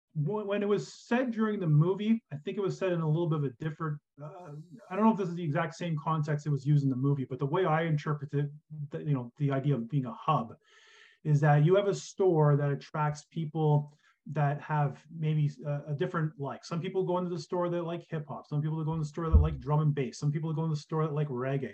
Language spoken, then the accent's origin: English; Kingston, Ontario, Canada; I grew up in Kingston, Ontario